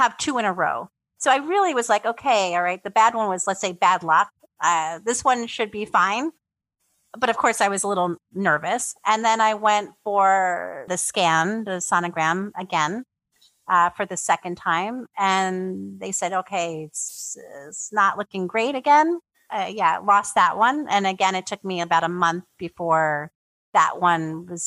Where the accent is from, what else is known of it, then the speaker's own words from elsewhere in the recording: New York City, New York, United States; moved away as an adult; now in Poland; I'm originally from New York, from the Bronx. And I grew up in the Bronx